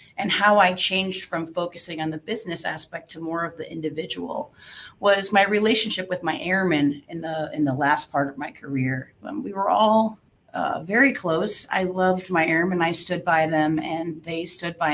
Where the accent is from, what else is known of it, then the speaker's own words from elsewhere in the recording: Bensenville, Illinois, United States; moved away as an adult; also born or lived in Wood Dale, Illinois / New Mexico / England; I grew up in Chicago, just outside of Chicago in Bensonville. I lived in Wooddale